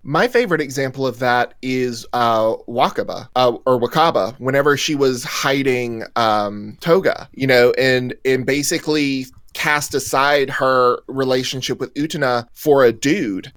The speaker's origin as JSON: {"language": "English", "region": "the South", "country": "United States", "tie": "born or raised there", "accent": "southern", "moved": "yes", "said": "I'm from the South, so you know there's a certain southernness um, to the way we were raised, and the uh, you know our our accents"}